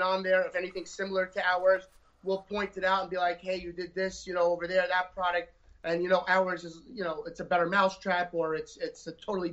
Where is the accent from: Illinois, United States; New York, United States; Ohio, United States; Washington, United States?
New York, United States; New York City; We're from Staten Island